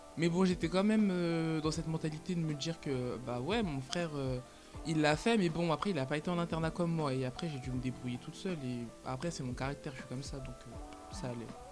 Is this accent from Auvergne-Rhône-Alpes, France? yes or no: yes; Lyon, Auvergne-Rhône-Alpes, France; je suis lyonnaise